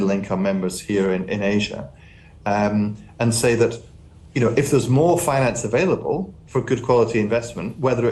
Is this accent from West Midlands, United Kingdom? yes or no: no; Highlands of Scotland, United Kingdom; I come from the Highlands of Scotland.